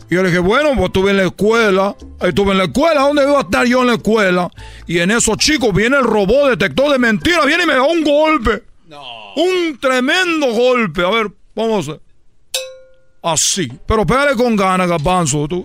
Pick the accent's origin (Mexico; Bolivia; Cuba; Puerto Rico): Cuba; Recuerden que yo soy de Cuba y que yo estoy comprometido a embarazar a mujeres mexicanas